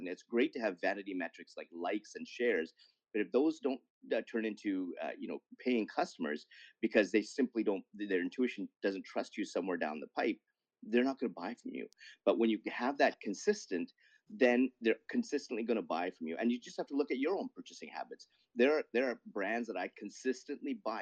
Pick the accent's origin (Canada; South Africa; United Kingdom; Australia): Canada; as a Canadian